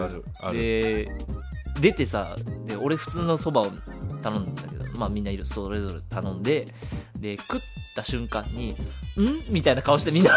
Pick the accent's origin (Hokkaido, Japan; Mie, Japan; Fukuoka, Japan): Fukuoka, Japan; 僕福岡なんです